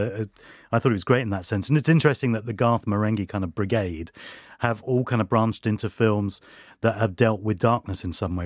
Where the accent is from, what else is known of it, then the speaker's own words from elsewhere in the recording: London, United Kingdom; Freddie Mercury and his family moved into West London in the area that I, uh, uh, grew up in as well